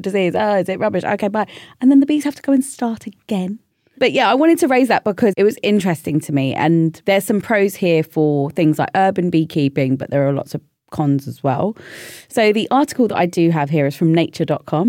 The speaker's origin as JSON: {"language": "English", "region": "London", "country": "United Kingdom", "tie": "born or raised there", "said": "I'm a city girl, born and bred in London"}